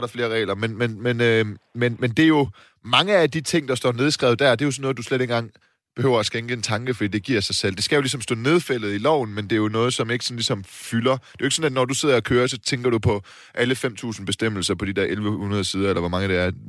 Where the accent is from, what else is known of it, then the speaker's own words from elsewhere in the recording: Silkeborg, Central Denmark Region, Denmark; now in Copenhagen, Denmark; til Silkeborg, min hjemby